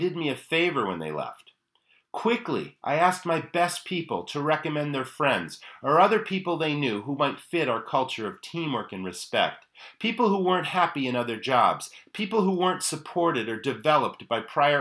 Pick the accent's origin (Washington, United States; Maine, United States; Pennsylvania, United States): Maine, United States; my home state of Maine